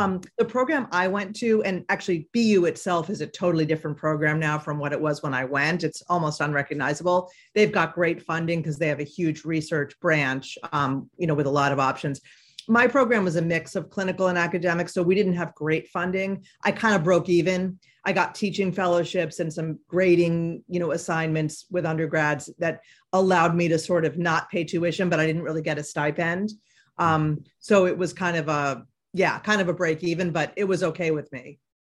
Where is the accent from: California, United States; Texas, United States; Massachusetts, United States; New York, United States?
Massachusetts, United States; Boston; also born or lived in Middletown, Connecticut; I'm from the Boston area